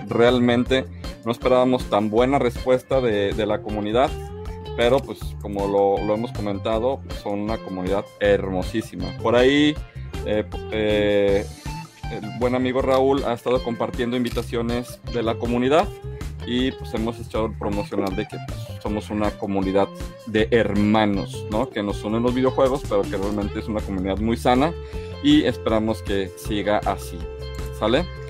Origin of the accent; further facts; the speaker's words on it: Mexico; como mexicanos